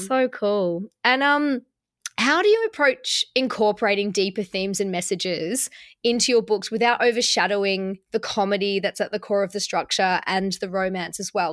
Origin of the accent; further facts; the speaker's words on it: Melbourne, Victoria, Australia; I'm from Melbourne